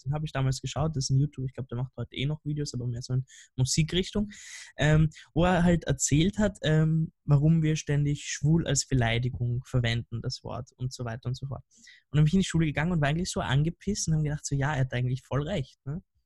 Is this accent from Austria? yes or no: yes; Vienna, Austria; ich komme ja aus Wien und da, da gibt es halt so ein paar äh, Wiener Dialektwörter